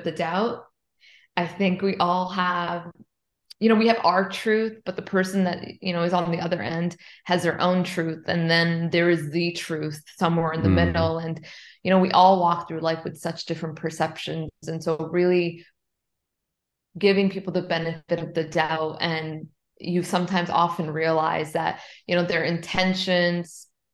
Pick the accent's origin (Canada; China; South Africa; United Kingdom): Canada; Toronto, Ontario; I grew up in Toronto, so it's really cold there.